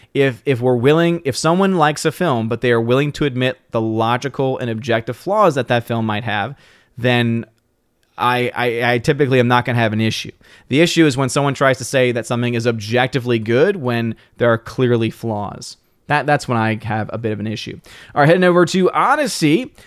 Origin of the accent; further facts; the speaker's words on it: New Orleans, Louisiana, United States; moved away; back in my hometown, New Orleans